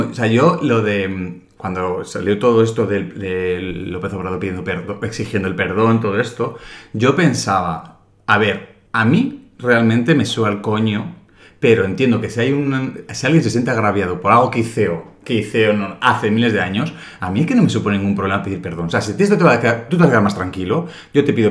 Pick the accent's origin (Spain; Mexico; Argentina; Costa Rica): Spain; que a mí como español tampoco me hace sentirme orgulloso.